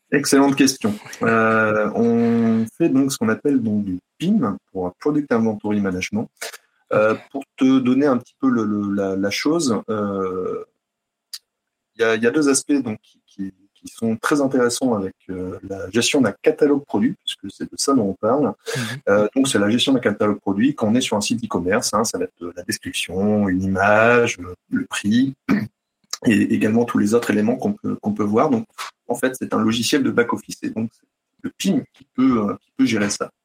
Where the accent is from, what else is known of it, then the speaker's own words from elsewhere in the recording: Brittany, France; je suis breton